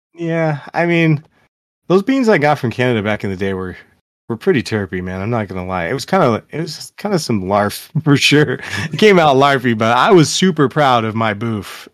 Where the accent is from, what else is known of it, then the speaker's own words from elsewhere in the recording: Seattle, Washington, United States; I'm from Seattle